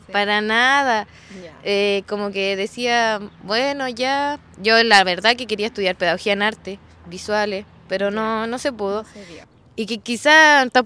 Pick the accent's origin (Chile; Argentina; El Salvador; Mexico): Chile; Nacimiento, Biobío; also born or lived in Los Ángeles, Chile / Temuco, Chile; Pero nacimos en Los Ángeles donde era un embarazo complicado, veníamos dos y todo. Ya. Pero nos, eh, nos criamos aquí en nacimiento.